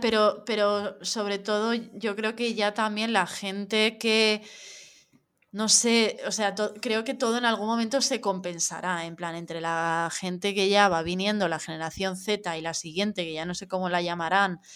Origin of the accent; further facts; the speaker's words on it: Madrid, Community of Madrid, Spain; now in Barcelona, Spain; y ahora que vivo en Barcelona y tal, el, soy de Madrid